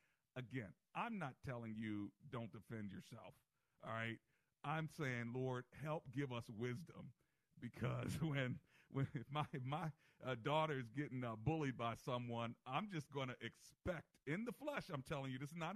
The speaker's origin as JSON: {"language": "English", "area": "Prince George's County", "region": "Maryland", "country": "United States", "tie": "born or raised there", "said": "That's the Prince George's County growing up in Maryland did to me."}